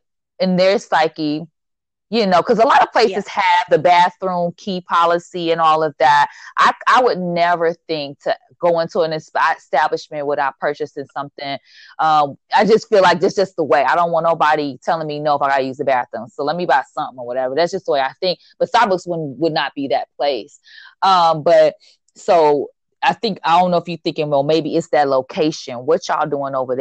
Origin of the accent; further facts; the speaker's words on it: Chicago, Illinois, United States; this little Black girl from the west side of Chicago